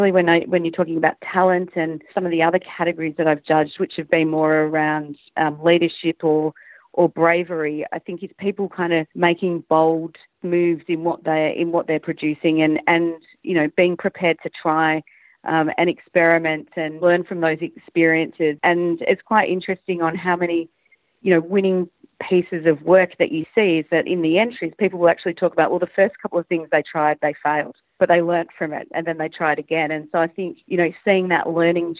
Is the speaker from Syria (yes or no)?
no; Australia; moved away as an adult; also born or lived in Hong Kong / Singapore; now in Asia; being an Aussie, a very proud Aussie